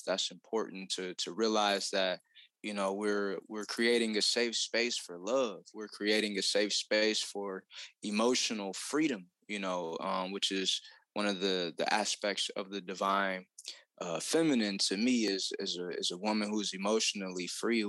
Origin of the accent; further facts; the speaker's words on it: Detroit, Michigan, United States; I was raised in Detroit, Michigan